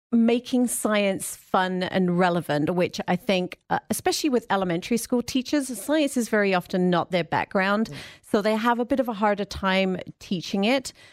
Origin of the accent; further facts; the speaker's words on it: England, United Kingdom; moved away; No, I'm originally from England, but I've been here a long time, so my accent is a little bit strange. It comes. I can hear it comes in and out.